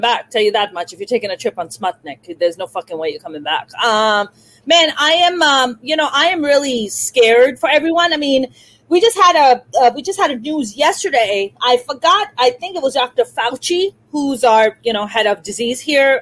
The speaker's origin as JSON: {"language": "English", "town": "Karachi", "region": "Sindh", "country": "Pakistan", "tie": "born or raised there", "moved": "yes", "lives_now": "Los Angeles, United States", "said": "You're in Karachi, which is my birth city. I was born and raised in Karachi"}